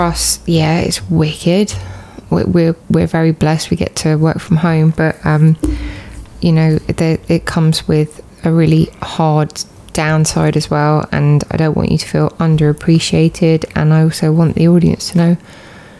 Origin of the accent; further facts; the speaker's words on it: United Kingdom; that's how us Brits say stuff